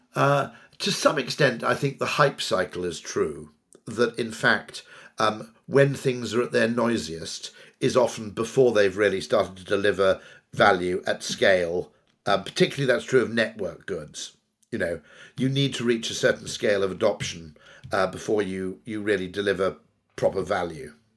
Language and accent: English; United Kingdom; I grew up in the Welsh borders in the nineteen seventies